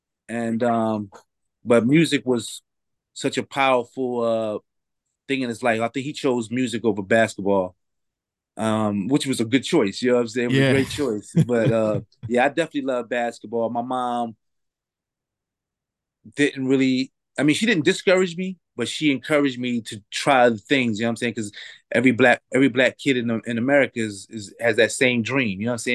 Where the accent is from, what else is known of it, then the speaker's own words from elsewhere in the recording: Philadelphia, Pennsylvania, United States; You know, especially where I was coming from Philadelphia, it was hard to get that good weed.